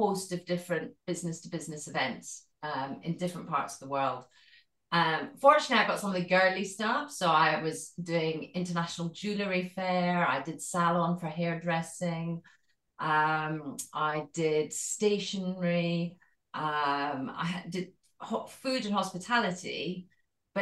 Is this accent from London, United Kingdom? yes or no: no; Scotland, United Kingdom; accent: Scottish; Maybe you can tell from my accent, but I'm Scottish. I was born in Scotland and brought up in Scotland